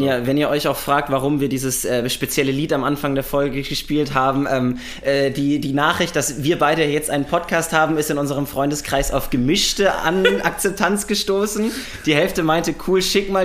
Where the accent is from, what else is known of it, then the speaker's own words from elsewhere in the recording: Würzburg, Bavaria, Germany; now in Berlin, Germany; Ich bin aber eigentlich aus Würzburg